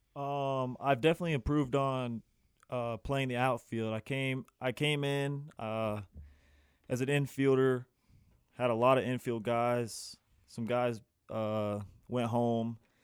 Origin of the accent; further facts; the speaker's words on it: Atlanta, Georgia, United States; I'm from Atlanta, Georgia.